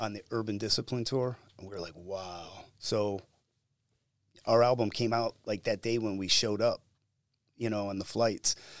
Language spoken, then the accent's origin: English; Cleveland, Ohio, United States; I grew up in and around Cleveland and the suburbs